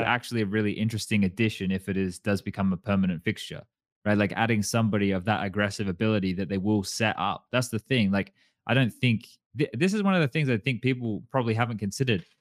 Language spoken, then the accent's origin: English; Australia; moved away; being Australian